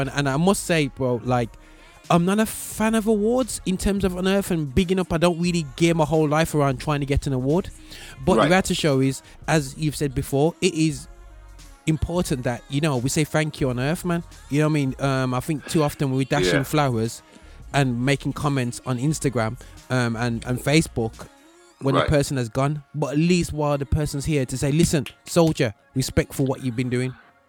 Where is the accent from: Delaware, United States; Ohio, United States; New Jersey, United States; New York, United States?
New York, United States; You know, obviously, being biased from being a New Yorker